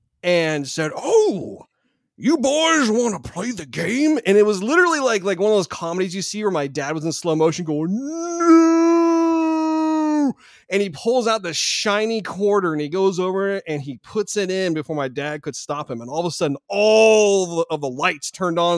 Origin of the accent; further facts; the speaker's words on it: Bay Area, California, United States; I grew up in the Bay Area